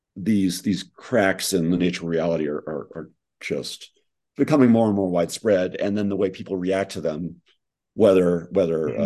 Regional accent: New York, United States; I'm again from New York

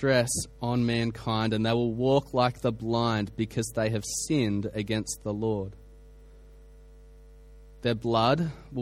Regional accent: Australia; I come from Australia. We have bushfires every summer

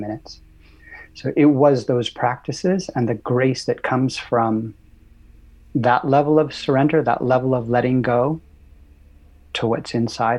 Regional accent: Los Angeles, California, United States; I grew up in Santa Monica Canyon, California, so I was a little surfer boy.

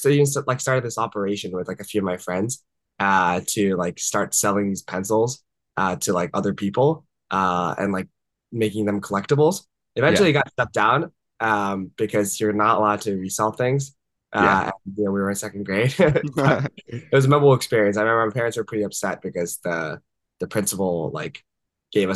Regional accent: Washington, District of Columbia, United States; moved away as an adult; also born or lived in Japan / Vancouver, Canada; I was born in Japan, but I grew up in the Washington, D.C. area, where I pretty much spent almost all my life until college

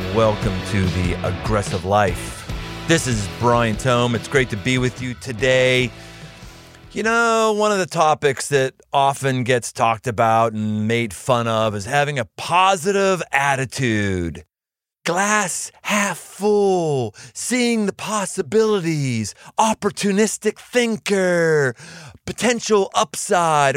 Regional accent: Cincinnati, Ohio, United States; right around my hometown where I live in Cincinnati

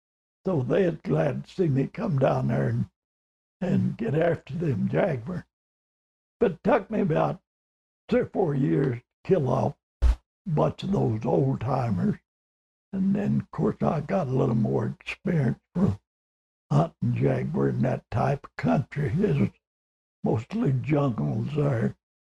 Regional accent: Sulphur Springs, Texas, United States; also born or lived in Arizona; now in Young, Arizona, United States; Yeah, I was born and raised in Hopkins County, and the county seat there was Sulphur Springs, Texas. And I was raised up as a farmer.

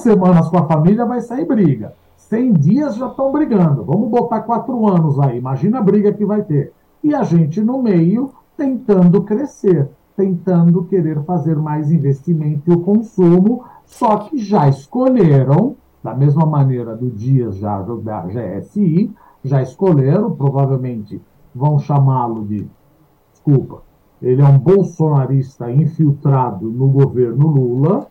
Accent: Brazil; nós somos brasileiros

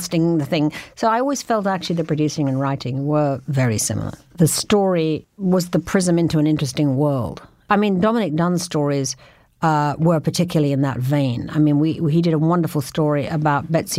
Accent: London, United Kingdom; moved away as an adult; I was from London

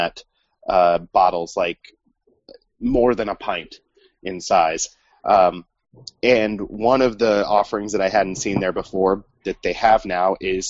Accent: Indiana, United States

